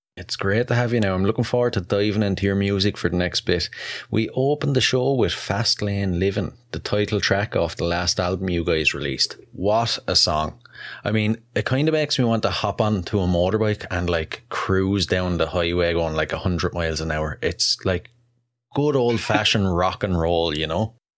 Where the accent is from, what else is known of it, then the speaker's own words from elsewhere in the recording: Wexford, Leinster, Ireland; wexford ireland first off that's a mouthful and that's actually my hometown